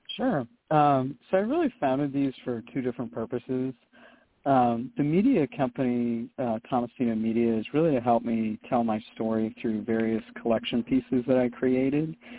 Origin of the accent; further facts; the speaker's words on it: Jacksonville, Florida, United States; moved away as an adult; also born or lived in Maryland / Charlotte, North Carolina; now in Los Angeles, United States; I was born in Maryland, and uh, and then we moved south to uh, Jacksonville, Florida, uh, you know in the early '80s and '86 um, and that's really where I grew up.